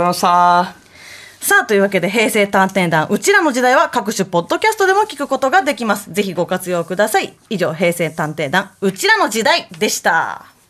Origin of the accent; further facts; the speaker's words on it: Mie, Japan; うちの地元三重県